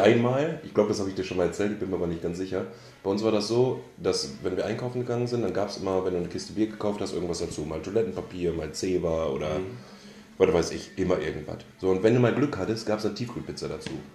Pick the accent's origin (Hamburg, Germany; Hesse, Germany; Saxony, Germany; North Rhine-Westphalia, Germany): North Rhine-Westphalia, Germany; Münster; ich komme gebürtig und bin auch dort aufgewachsen aus Münster oder aus der Nähe von Münster